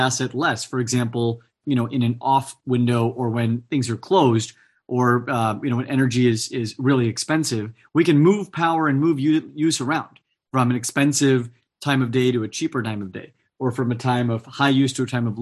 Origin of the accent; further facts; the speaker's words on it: Fresno, California, United States; I grew up in the Central Valley in California in an ag town called Fresno